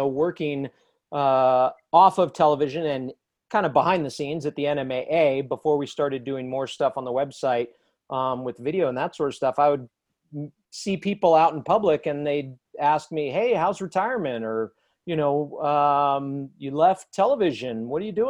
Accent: Southern California, United States; moved away as an adult; also born or lived in Farmington, New Mexico; now in New Mexico, United States; I grew up out in Southern California

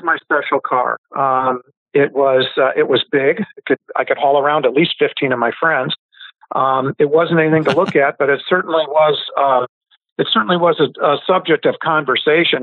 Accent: Iowa, United States; I grew up in Iowa, so we could drive at 14

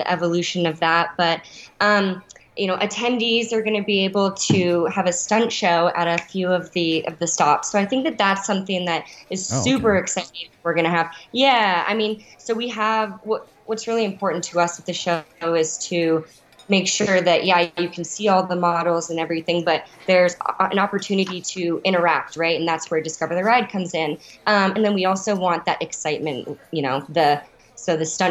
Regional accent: Denver, Colorado, United States; moved away as an adult; my hometown here in Denver

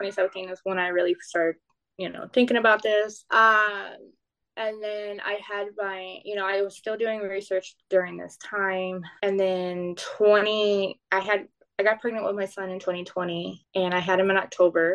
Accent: South Texas, United States; I'm from South Texas

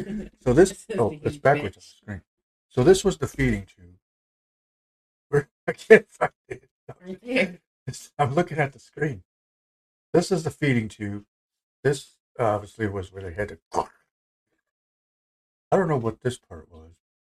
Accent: Netherlands; anybody that knows me from growing up in Holland, you probably all saw it anyways.

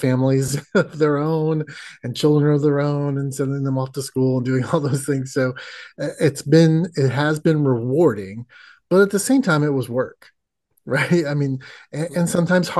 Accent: Indiana, United States; moved away; I grew up in the Midwest like you did. In the wonderful state of Indiana

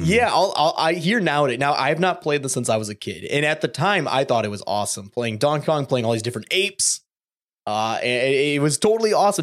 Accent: Michigan, United States; Growing up in Michigan, you know, eastern side of the state

